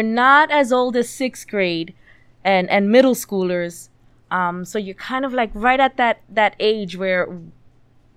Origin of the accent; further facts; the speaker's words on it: New York City, New York, United States; moved away as an adult; now in Middletown, United States; I'm from Middletown. Well, I'm from the Bronx, but I live in Middletown